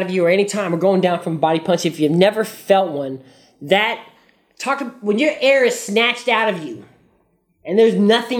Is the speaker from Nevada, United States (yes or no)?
yes; Las Vegas, Nevada, United States; where I'm from growing up in Vegas...